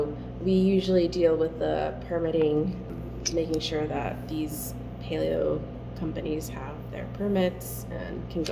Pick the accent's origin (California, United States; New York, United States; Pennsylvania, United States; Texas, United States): Texas, United States; El Paso; also born or lived in Flagstaff, Arizona; now in Nevada, United States; I was born and raised in El Paso, Texas, and I've only been living in Nevada for 2 years.